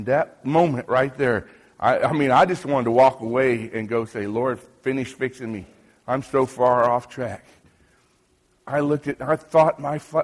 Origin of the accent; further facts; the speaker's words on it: United States; moved away as an adult; now in Haiti; I'm an American. I'm not Haitian